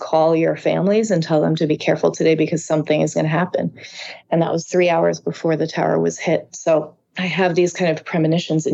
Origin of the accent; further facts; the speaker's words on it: East Fishkill, New York, United States; this area where I grew up, which is called East Fishkill